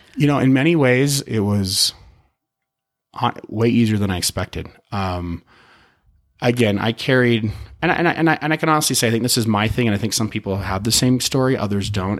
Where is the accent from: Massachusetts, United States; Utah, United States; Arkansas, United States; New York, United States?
Utah, United States; also born or lived in Chicago; I grew up. I grew up here in Utah. Moved, did a little stint, moved to Chicago when I was oh, nine